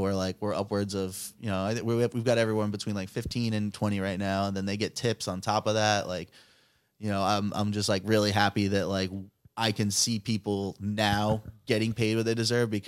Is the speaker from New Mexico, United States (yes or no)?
no; New York City, New York, United States; moved away as an adult; also born or lived in Hudson Valley, New York / Providence, Rhode Island; now in Rhode Island, United States; I'm from New York City